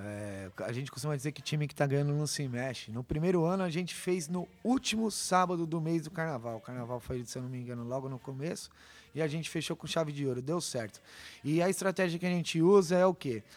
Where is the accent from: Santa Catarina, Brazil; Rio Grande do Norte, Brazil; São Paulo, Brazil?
São Paulo, Brazil; Parque Cecap; por morar desde que nasci no Parque Secap